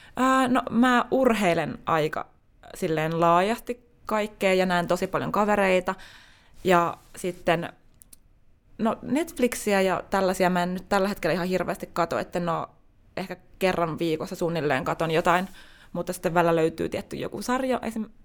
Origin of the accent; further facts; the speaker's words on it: Tampere, Pirkanmaa, Finland; moved away as an adult; also born or lived in Espoo; now in Helsinki, Finland; olen syntynyt Tampereella ja koen vieläkin olevani tamperelainen